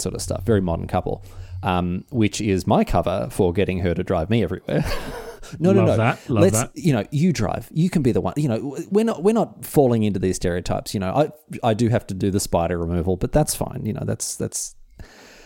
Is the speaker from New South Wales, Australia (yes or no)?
no; Victoria, Australia; moved away; Victoria, my home state